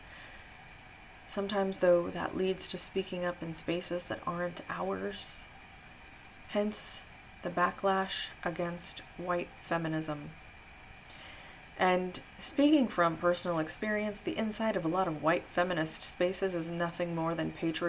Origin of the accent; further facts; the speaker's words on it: Midwest, United States; I grew up in the Midwest and was raised Christian